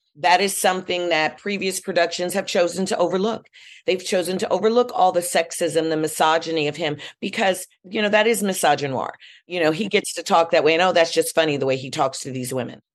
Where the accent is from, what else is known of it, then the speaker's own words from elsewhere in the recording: Chicago, Illinois, United States; I'm from Chicago. We're steppers